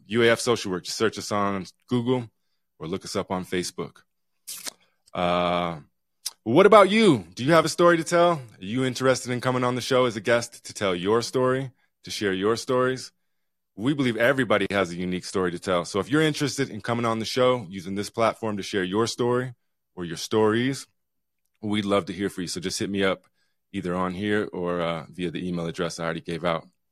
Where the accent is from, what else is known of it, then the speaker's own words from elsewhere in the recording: Utah, United States; now in Juneau, United States; I grew up here in Utah a long time ago